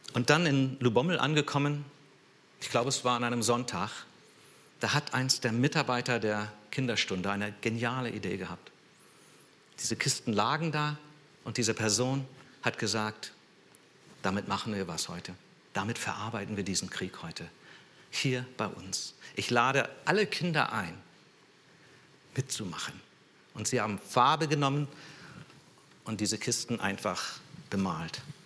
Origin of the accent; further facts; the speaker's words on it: San Jose, California, United States; moved away; ich bin in San Jose aufgewachsen, also in Silicon Valley